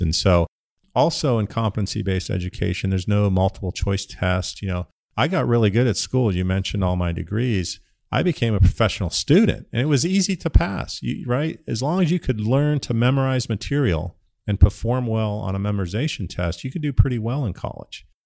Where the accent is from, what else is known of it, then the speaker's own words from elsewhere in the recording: Ohio, United States; moved away as an adult; also born or lived in Pittsburgh, Pennsylvania; now in Phoenix, United States; I grew up in Ohio